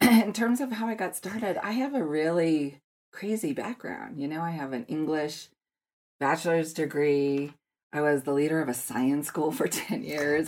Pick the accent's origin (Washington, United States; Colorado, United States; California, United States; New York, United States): Colorado, United States; Denver; I grew up in Denver, and so I go back to the first day of school in elementary, middle school, high